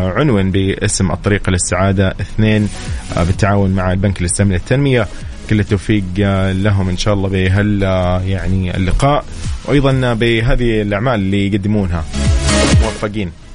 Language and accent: Arabic; Saudi Arabia; عندنا في السعوديه